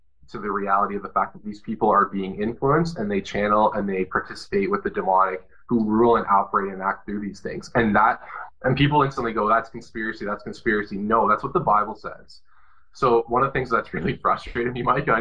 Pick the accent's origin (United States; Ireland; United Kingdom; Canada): Canada; for me as a Canadian